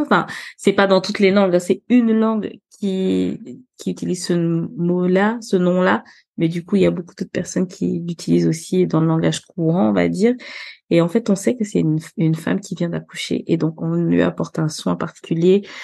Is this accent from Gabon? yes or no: yes; Libreville, Estuaire, Gabon; now in France; moi je suis née euh, à Libreville, euh, j'ai grandi au Gabon